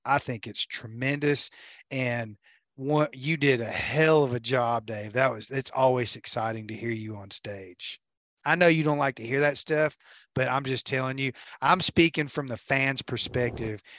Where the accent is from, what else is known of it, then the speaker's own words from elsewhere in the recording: United States; I'm American